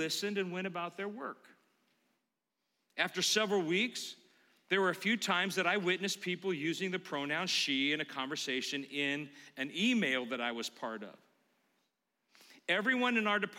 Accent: Concord, California, United States; I grew up in Concord, California.

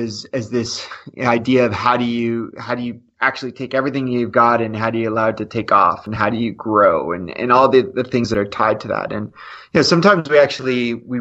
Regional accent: Canada; as a Canadian

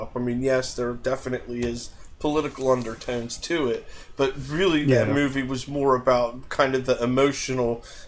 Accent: United States; me just being an American

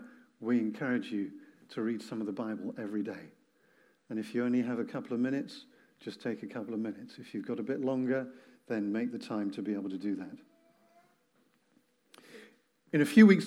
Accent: England, United Kingdom; I'm English

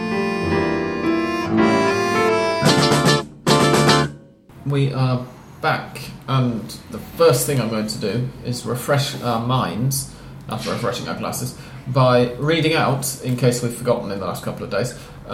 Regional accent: England, United Kingdom; we're both English

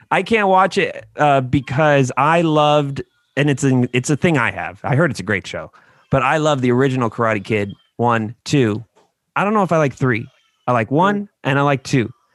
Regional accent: United States; as an American

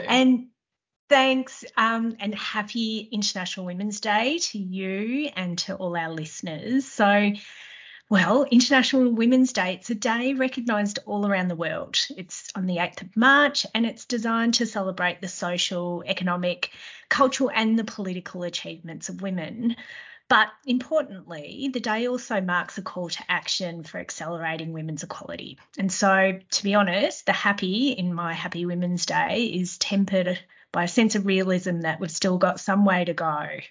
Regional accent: Melbourne, Victoria, Australia; my hometown of Melbourne

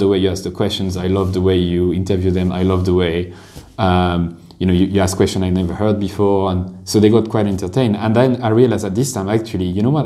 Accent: France; moved away as an adult; now in Dublin, Ireland; I did one year in a business school in France, a, a, an average business school uh, in my hometown

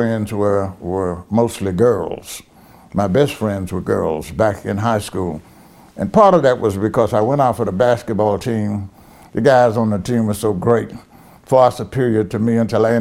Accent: North Little Rock, Arkansas, United States; also born or lived in Brinkley, Arkansas; I grew up in North Little Rock, Arkansas

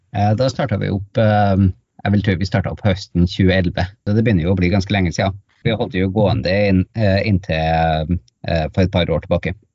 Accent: Norway; also born or lived in Tromsø; kom jeg hjem til Norge

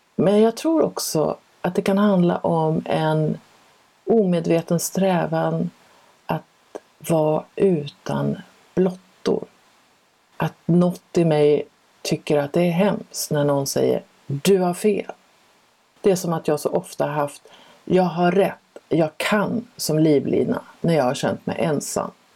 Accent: Sweden; first language Swedish; also born or lived in France; jag är ju svensk och jag har lekt med svenska i hela mitt liv

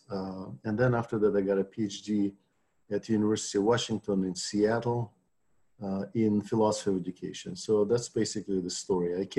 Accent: Novosibirsk, Novosibirsk Oblast, Russia; English is a second language; also born or lived in Moscow; I'm from from Russia, uh, grew up in uh, Novosibirsk, in the city of Western Siberia. Uh, that's where I went to my first teacher's college, and I, I, was trained as a history teacher first.

